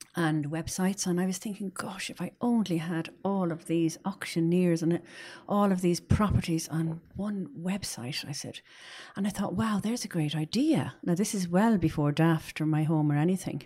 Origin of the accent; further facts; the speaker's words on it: Dublin, Leinster, Ireland; I'm from Dublin